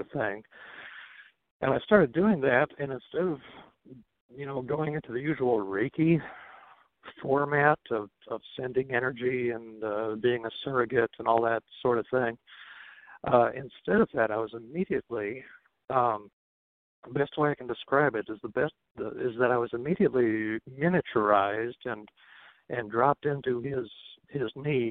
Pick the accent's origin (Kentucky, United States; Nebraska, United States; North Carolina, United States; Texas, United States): Nebraska, United States; moved away as an adult; now in Twin Cities, United States; I was raised in Nebraska. I lived there from age oh, like four until age 27, 28 before I moved up to the Twin Cities.